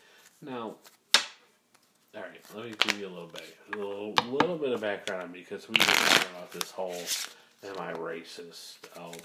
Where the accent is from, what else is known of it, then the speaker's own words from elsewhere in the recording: Detroit, Michigan, United States; also born or lived in Taylor, Michigan; I grew up in Southwest Detroit.